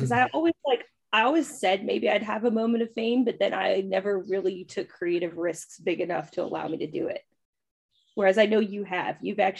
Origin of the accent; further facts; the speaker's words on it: California, United States; So that's my like claim to fame growing up